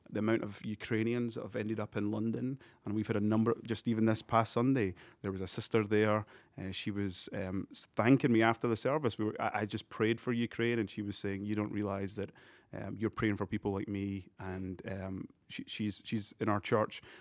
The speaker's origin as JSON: {"language": "English", "country": "Malawi", "tie": "born there", "said": "And I was born in Africa, I was born in Malawi."}